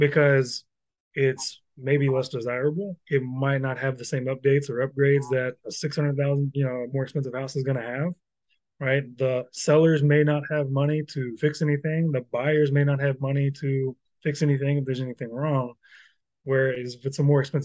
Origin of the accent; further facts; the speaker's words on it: Louisville, Kentucky, United States; I'm from Louisville